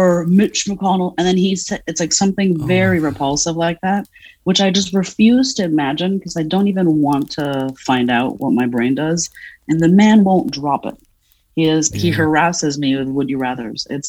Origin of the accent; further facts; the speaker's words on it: Paris, Île-de-France, France; also born or lived in Providence, Rhode Island; now in Philadelphia, United States; I'm a fat woman who was born and raised in Paris, France